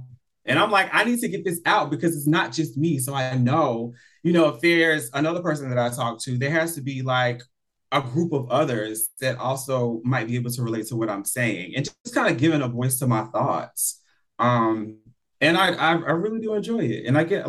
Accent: Atlanta, Georgia, United States; now in Los Angeles, United States; I'm originally from Atlanta, but I've been in LA for 9 years.

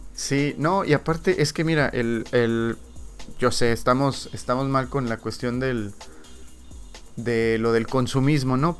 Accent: Ensenada, Baja California, Mexico; nosotros que somos de Ensenada

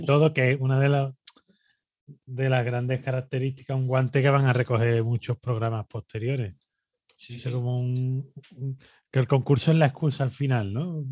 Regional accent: Spain; nosotros ya sabemos cómo somos los españoles

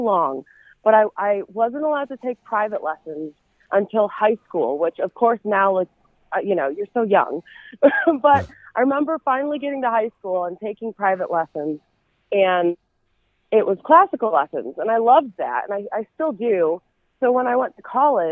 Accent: Chicago, Illinois, United States; now in Nashville, United States; I was born right outside of Chicago and grew up there. Still have family there, too. So that's still home

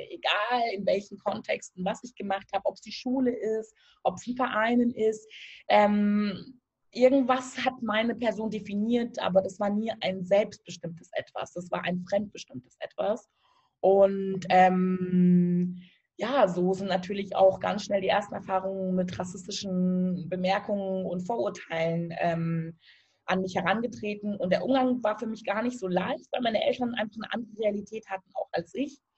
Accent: Germany; also born or lived in Lomé, Togo; Ich bin tatsächlich hier

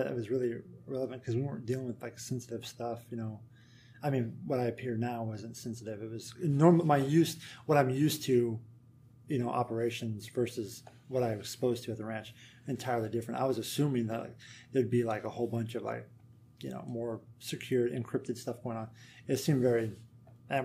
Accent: Kansas, United States; moved away; I'm from Kansas, so I'm used to a country. I grew up on a country environment

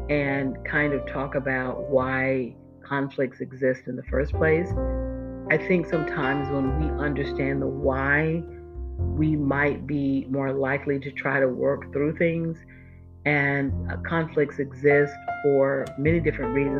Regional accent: Florida, United States; moved away; I'm from Florida, born and raised

